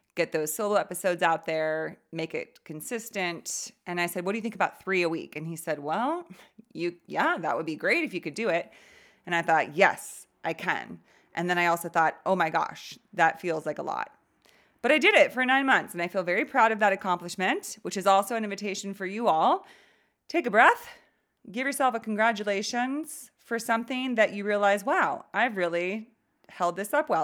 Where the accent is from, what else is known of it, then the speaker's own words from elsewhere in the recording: California, United States; I grew up in California.